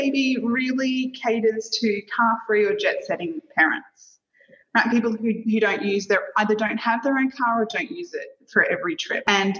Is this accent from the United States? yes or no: no; Australia; moved away as an adult; now in Singapore; I'm Australian